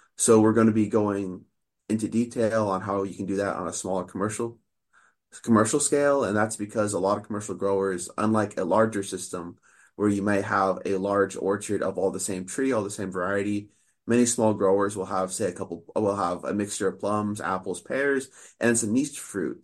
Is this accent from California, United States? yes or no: yes; Sacramento, California, United States; moved away as an adult; now in Oregon, United States; I grew up in the Sacramento area